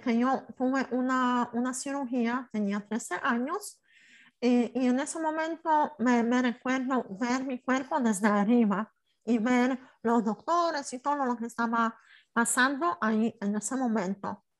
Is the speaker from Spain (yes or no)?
no; Poland; Spanish is a second language; soy polaca